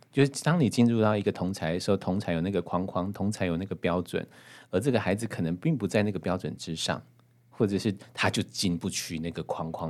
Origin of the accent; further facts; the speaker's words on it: Hualien County, Taiwan; 我们毕竟是花莲长大的孩子